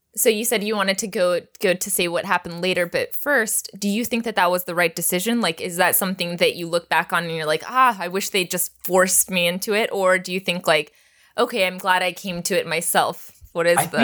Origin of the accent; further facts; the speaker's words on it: Texas, United States; I grew up in Texas